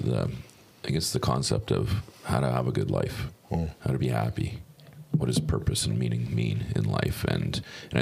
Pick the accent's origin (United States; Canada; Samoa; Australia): Canada; Chilliwack, British Columbia; I'm from Chilliwack